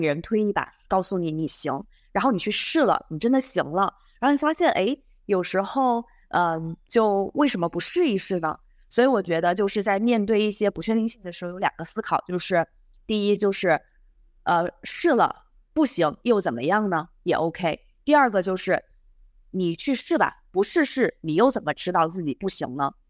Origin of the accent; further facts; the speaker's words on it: a small county town in Sichuan, China; moved away as an adult; also born or lived in Beijing; now in Hong Kong; 我是四川一个小县城的出生的